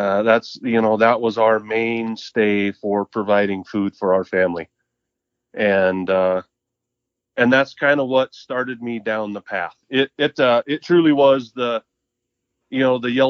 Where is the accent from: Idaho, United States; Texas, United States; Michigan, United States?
Idaho, United States; Mountain Home; also born or lived in Moscow, Idaho; I grew up in southwest Idaho. I grew up in Mountain Home. Born and raised in Mountain Home.